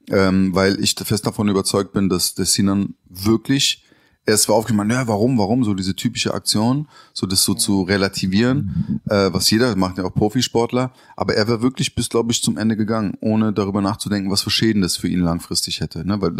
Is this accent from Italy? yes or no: no; Berlin, Germany; born there; Ich bin ja in Berlin auch geboren.